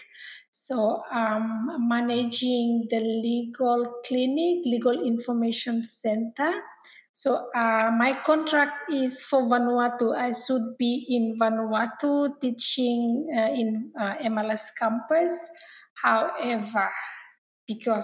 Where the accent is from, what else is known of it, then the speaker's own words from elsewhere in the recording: Malaita, Solomon Islands; I'm from Malaita. I'm originally from Malaita and from Solomon Islands.